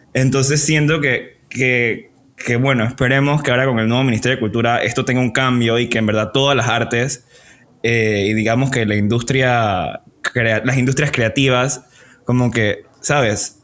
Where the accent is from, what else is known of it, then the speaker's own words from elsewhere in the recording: Panama; soy panameño